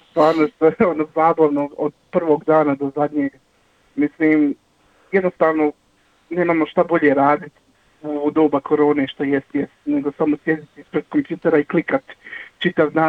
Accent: Visoko, Federation of Bosnia and Herzegovina, Bosnia & Herzegovina; moved away as an adult; also born or lived in Zenica; now in Melbourne, Australia; ja jedini od, eto ovako, od, od na trojice nisam iz Zenice, u stvari ja sam iz Visokog, mislim blizu je to, ali sam dosta svog jetinstva proveo u Zenicu

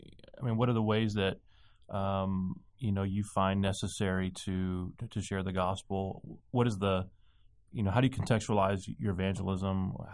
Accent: Texas, United States; moved away; also born or lived in Vermont; I'm from Texas, okay? I mean, I'm from Texas. I'm raised in Texas.

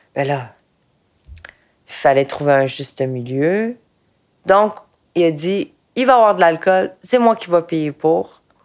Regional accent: Quebec, Canada; je suis née au Québec

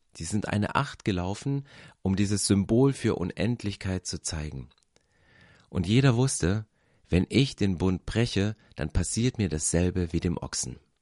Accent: East Germany, Germany; Ich bin in Ostdeutschland groß geworden

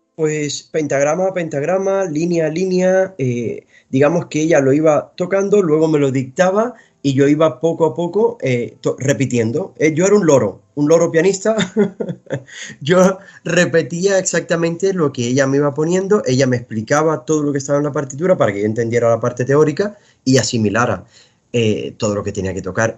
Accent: Cuba; moved away; yo vengo de Cuba

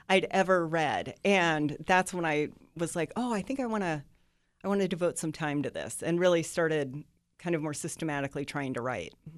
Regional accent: Northwest Iowa, United States; moved away as an adult; also born or lived in Lincoln, Nebraska; I grew up in Iowa, but I did live for a decade in Nebraska

